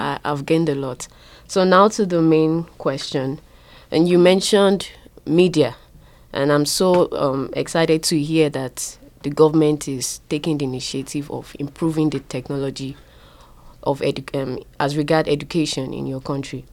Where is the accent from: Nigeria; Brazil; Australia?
Nigeria; now in Blacksburg, United States; originally from Nigeria